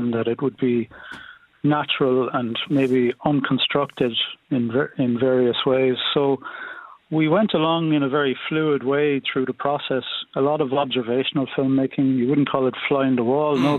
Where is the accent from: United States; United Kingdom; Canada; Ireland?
Ireland; North Kerry, Munster; I'm from North Kerry, rural enough, in a village there.